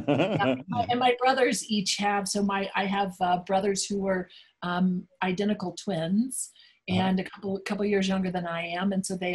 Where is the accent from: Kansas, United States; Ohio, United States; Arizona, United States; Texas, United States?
Texas, United States; Dallas; growing up in Dallas, my mother is the Texan. My dad was from Boston. And so my mother's family was from Fort Worth.